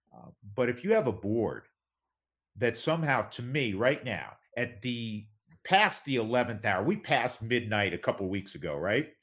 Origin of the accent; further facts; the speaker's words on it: New York, United States; I grew up a Mets fan. I'm from New